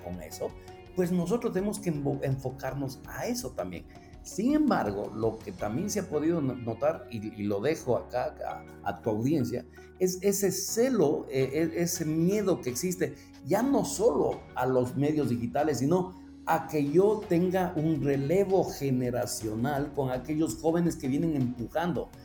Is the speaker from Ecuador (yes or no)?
yes; Ecuador; moved away as an adult; now in Mexico; soy originario de Ecuador